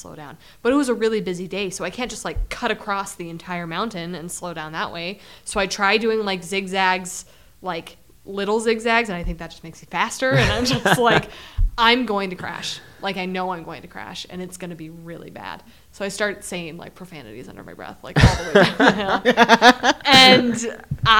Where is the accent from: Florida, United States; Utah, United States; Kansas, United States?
Utah, United States; I'm used to skiing on powder because I grew up in Utah